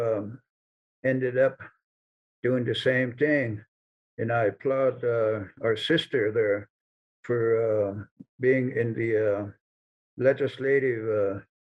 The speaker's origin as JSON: {"language": "English", "country": "United States", "tie": "born or raised there", "also_born_or_lived": "Fort Collins, Colorado / Denver, Colorado", "moved": "yes", "said": "I left the Navajo Reservation to go to school"}